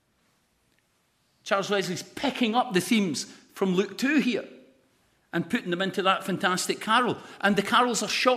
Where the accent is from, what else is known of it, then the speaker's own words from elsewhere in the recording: Lesmahagow, Scotland, United Kingdom; I'm really from Les Mahago.